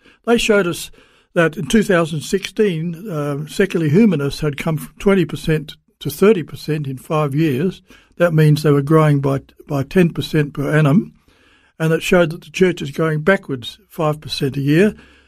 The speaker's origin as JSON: {"language": "English", "region": "South Australia", "country": "Australia", "tie": "born there", "said": "And I was born in South Australia, so I can only speak specifically about South Australia"}